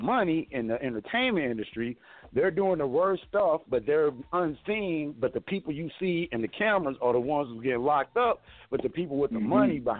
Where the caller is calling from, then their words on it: Mesa, Arizona, United States; I'm calling from Mesa, Arizona.